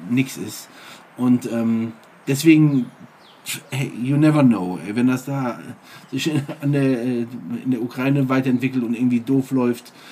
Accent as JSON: {"language": "German", "region": "Eifel", "country": "Germany", "tie": "born or raised there", "said": "Ich weiß noch damals, im, ähm, als in meiner Heimat in der Eifel hat es mal einmal so stark geschneit, dass"}